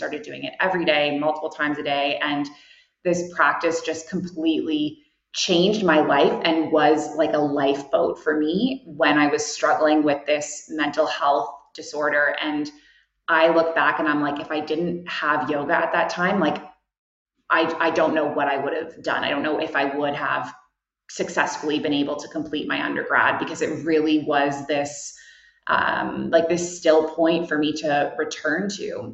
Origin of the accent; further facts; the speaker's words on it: Toronto, Ontario, Canada; moved away as an adult; also born or lived in Kuwait / Abu Dhabi; now in Bali, Indonesia; I am originally from Canada, and I grew up in downtown Toronto